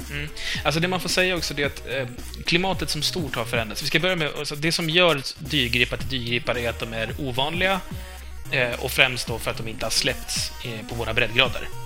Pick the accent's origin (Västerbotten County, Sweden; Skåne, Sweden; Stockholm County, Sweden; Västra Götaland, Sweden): Stockholm County, Sweden; Stockholm; accent: Stockholm Swedish (a little); Vi är inte stockholmska, eller jag är väl kanske lite